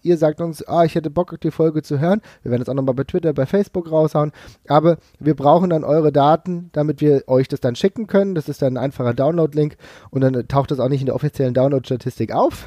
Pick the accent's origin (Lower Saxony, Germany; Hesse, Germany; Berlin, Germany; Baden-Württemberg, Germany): Hesse, Germany; Frankfurt; ich komme aus Frankfurt